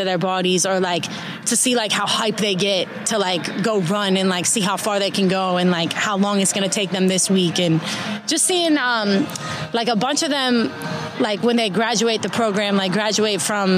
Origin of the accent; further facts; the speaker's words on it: Pittsburgh, Pennsylvania, United States; now in Los Angeles, United States; I'm from Pittsburgh, Pennsylvania